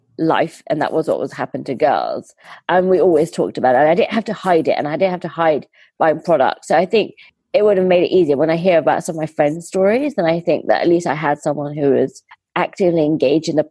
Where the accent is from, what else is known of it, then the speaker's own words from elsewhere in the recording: India; So I'm Indian